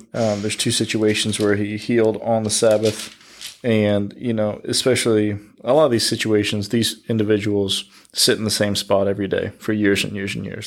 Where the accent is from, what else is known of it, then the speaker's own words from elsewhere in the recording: United States; As the American Christian, we try to fit everything that happens here in America into the Bible